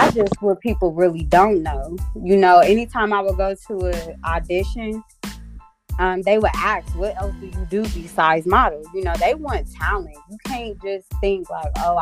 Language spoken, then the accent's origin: English; Columbus, Ohio, United States; also born or lived in Zanesville, Ohio; I am from Columbus, Ohio. Born and raised. I did live in Zanesville, Ohio, which is like not too far from Columbus. I lived there for about 8 years, but I'm from Columbus